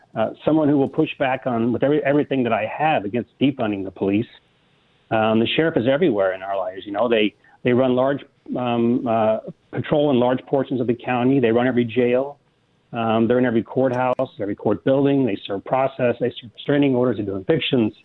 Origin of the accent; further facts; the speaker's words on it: Midwest, United States; moved away; being a kid growing up in the Midwest around them, but my, my father was a retired cop after 25 years in Kansas City